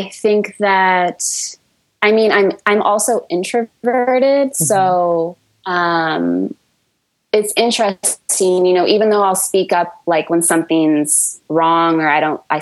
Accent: San Francisco Bay Area, California, United States; where I grew up in the San Francisco Bay Area, in a suburb of the Bay

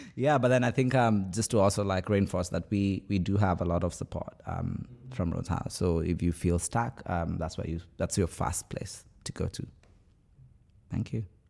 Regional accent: Kenya; moved away as an adult; now in Oxford, United Kingdom; I'm from Kenya

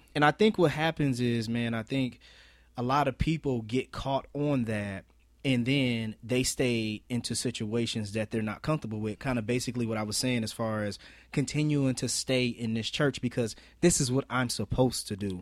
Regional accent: Marion, United States; where we're from, Marion

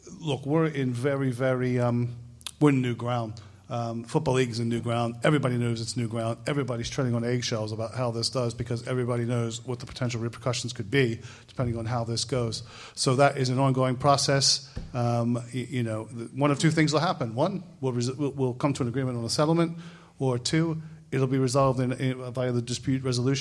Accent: United States; moved away as an adult; now in United Kingdom; I'm not Canadian, so it's nothing to do with that. I'm American, so there was no hidden agenda. I'm really from Belfast.

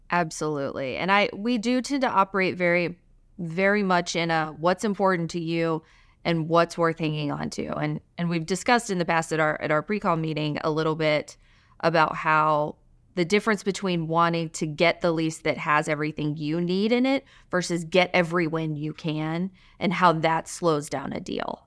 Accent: Alabama, United States; moved away as an adult; also born or lived in Virginia; now in Boston, United States; I'm from Alabama

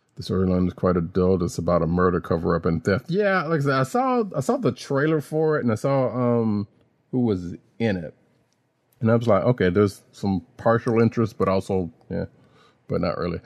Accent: the South, United States; I'm from the South.

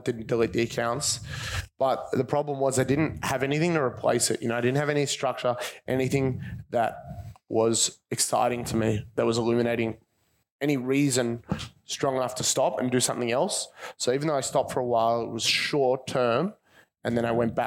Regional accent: Caulfield, Victoria, Australia; I grew up just around here. I grew up in Caulfield.

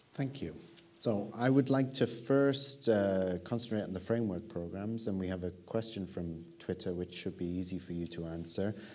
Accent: United Kingdom; a British person

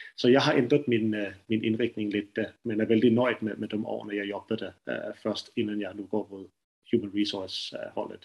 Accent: Denmark; accent: strong Danish accent; Swedish is a second language; now in Sweden; jag är dansk, så mitt øh, svenska kommer att låta lite øh, annorlunda än, än det som ni pratar. Så jag har en väldigt stark dansk brytning på det

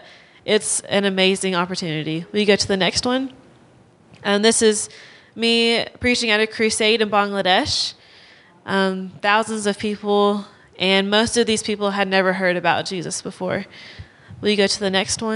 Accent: Clanton, Alabama, United States; moved away as an adult; now in Oklahoma, United States; I'm from Alabama. I grew up in Clanton, around Clanton most of my life

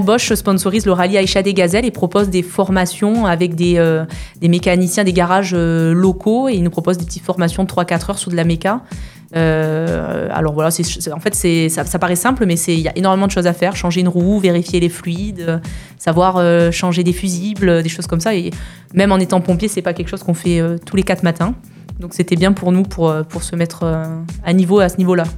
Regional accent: Perpignan, Occitania, France; moved away; also born or lived in Canohès; je suis originaire, originaire de Perpignan

